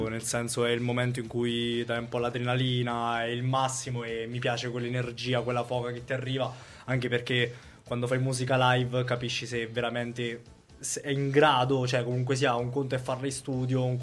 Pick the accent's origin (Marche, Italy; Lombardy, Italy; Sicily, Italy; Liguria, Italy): Marche, Italy; Colli del Tronto; sono di Colli del Tronto.